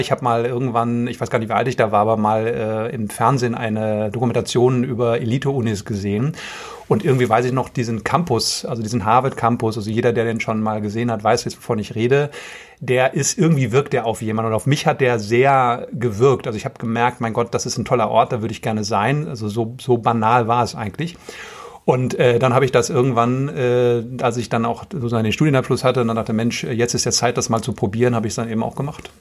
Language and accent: German; Ruhr area, North Rhine-Westphalia, Germany; also born or lived in Boston; ich komme aus dem Ruhrgebiet gebürtig